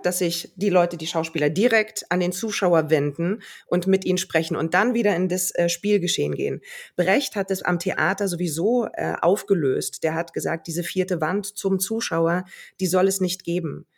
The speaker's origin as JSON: {"language": "German", "region": "Berlin", "country": "Germany", "said": "Also dafür liebe ich auch Berlin zu sehr, meine Heimat"}